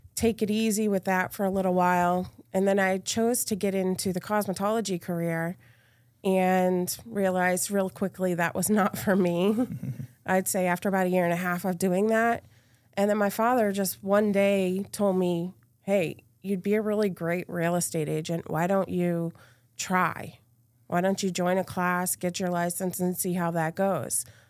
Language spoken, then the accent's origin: English; Massachusetts, United States; moved away as an adult; also born or lived in Greenfield, Massachusetts / Cape Cod, Massachusetts / Boston area, Massachusetts; now in Valrico, United States; I'm originally from Massachusetts. I was born and raised there